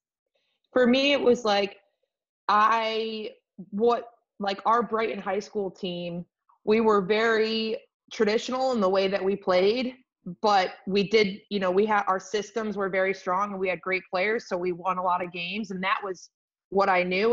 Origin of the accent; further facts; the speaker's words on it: Rochester, New York, United States; I'm from Rochester, New York